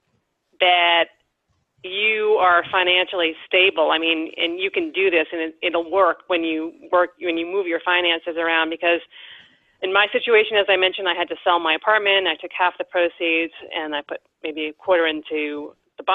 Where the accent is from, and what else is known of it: Cape Cod, Massachusetts, United States; born or raised there